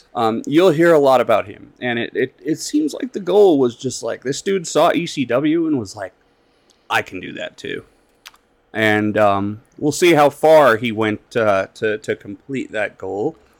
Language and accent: English; Colorado, United States; I'm from Colorado